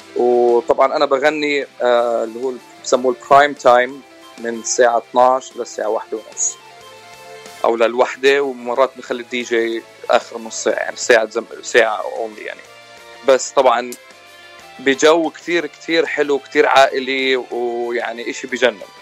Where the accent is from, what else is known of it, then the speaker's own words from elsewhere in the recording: Jordan; moved away as an adult; also born or lived in Palestine (ancestry); now in California, United States; انا آه يعني اوريجينالي من فلسطين بس مواليد الاردن آه، تخرجت من الاردن واجيت على امريكا تقريبا بال 2005